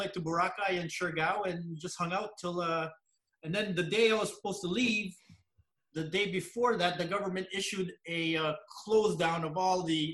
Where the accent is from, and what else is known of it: Montreal, Quebec, Canada; born or raised there; also born or lived in Pangasinan, Philippines